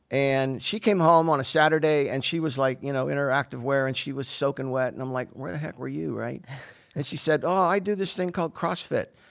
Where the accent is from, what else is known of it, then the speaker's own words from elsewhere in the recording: Pittsburgh, Pennsylvania, United States; moved away as an adult; also born or lived in New Jersey; now in Simpsonville, United States; I'm originally from Pittsburgh, Pennsylvania. I was born and raised there.